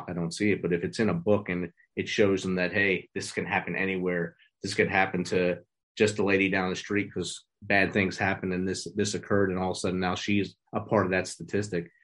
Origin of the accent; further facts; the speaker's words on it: New Jersey, United States; moved away as an adult; also born or lived in Georgia / Midwest / South; I grew up in New Jersey